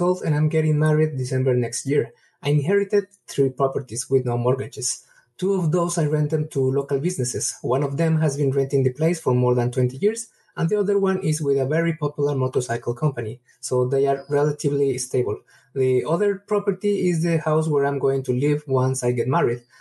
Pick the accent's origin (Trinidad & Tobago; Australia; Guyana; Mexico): Mexico; English is a second language; from Mexico